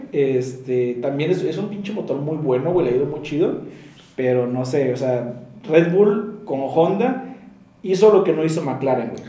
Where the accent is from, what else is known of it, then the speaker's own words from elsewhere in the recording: Monterrey, Nuevo León, Mexico; Somos dos chavos regios